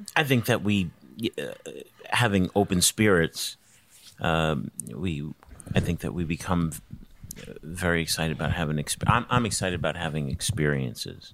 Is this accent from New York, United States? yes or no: yes; New York City, New York, United States; moved away as an adult; I'm from New York City